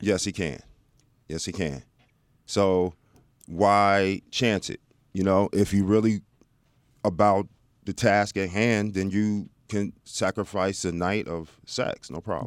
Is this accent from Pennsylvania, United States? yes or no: no; Dallas, Texas, United States; moved away; I grew up in Dallas